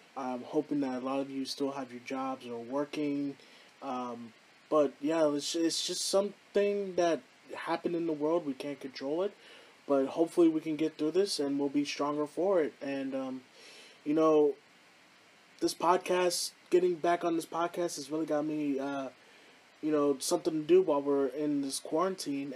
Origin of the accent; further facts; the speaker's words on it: Houston, Texas, United States; here in my hometown of Houston